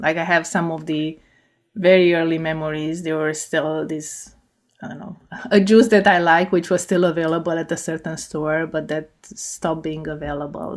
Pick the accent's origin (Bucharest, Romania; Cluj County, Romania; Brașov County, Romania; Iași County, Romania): Cluj County, Romania; Cluj-Napoca; English is a second language; moved away as an adult; now in United States; So I, I grew up in Cluj-Napoca